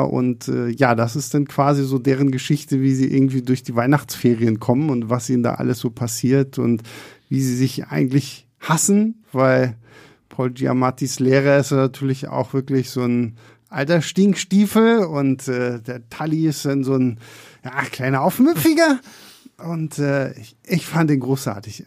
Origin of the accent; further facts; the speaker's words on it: Rostock, Mecklenburg-Vorpommern, Germany; now in Berlin, Germany; bei uns in Rostock